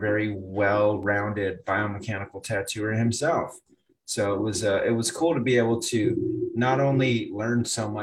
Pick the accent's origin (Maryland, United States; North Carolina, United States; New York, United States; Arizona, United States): Arizona, United States; Phoenix; also born or lived in Connecticut; I was born and raised in Phoenix